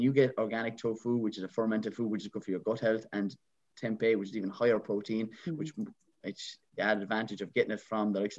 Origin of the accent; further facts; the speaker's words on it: Ireland; I'm an Irish traditional man